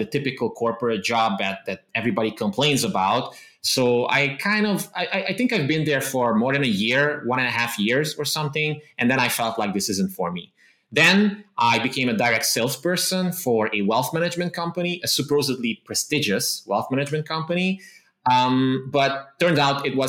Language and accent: English; Transylvania, Romania; English is a second language; I was basically born and raised in the Transylvania region of Romania.